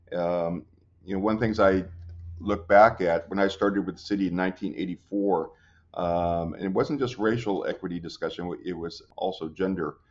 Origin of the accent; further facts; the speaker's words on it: Long Beach, California, United States; born and raised in Long Beach